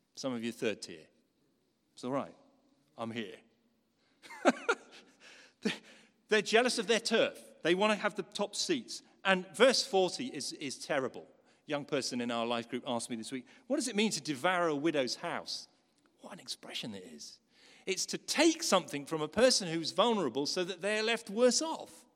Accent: Newcastle, North East England, United Kingdom; When I was a kid, growing up in Newcastle

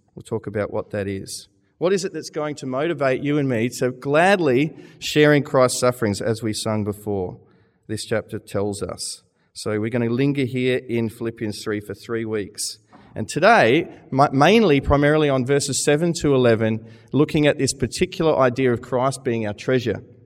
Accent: Australia; moved away as an adult; now in Manchester, United Kingdom; I'm an Australian.

